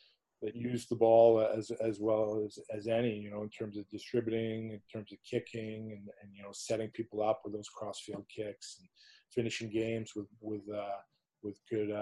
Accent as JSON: {"language": "English", "town": "Squamish", "region": "British Columbia", "country": "Canada", "tie": "born or raised there", "also_born_or_lived": "Clermont-Ferrand, France", "moved": "as an adult", "said": "when I was a kid growing up in Squamish, it was always Kokanee."}